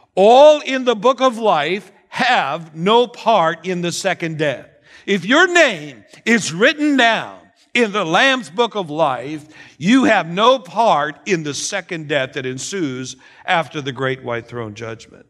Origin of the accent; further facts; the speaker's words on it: Canada; moved away; being a Canadian